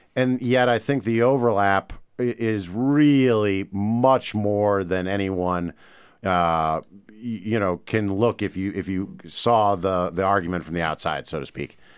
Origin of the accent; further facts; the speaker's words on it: St. Louis, Missouri, United States; now in Great Falls, United States; I'm from Saint Louis